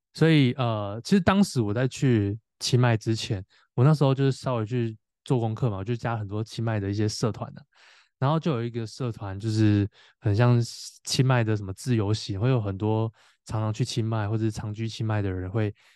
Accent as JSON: {"language": "Chinese", "region": "Tainan", "country": "Taiwan", "said": "我是台南人嘛"}